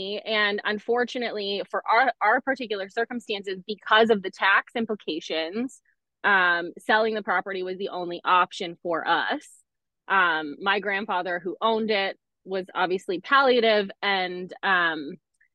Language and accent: English; Markham, Ontario, Canada; born or raised there; also born or lived in Scarborough